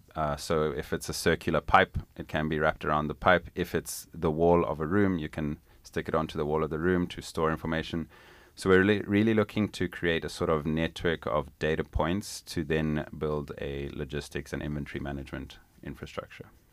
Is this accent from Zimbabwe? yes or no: yes; Zimbabwe; moved away as an adult; now in United States; I was born and raised in Zimbabwe, which is a little country down in southern Africa